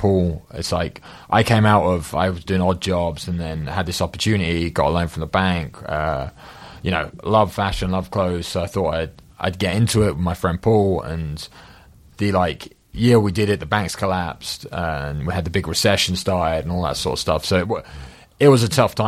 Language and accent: English; Chelmsford, East of England, United Kingdom; we worked at this club in Chelmsford, my hometown